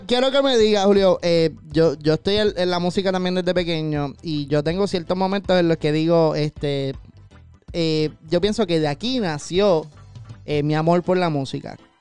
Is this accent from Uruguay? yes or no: no; Caguas, Puerto Rico; yo soy de Cagua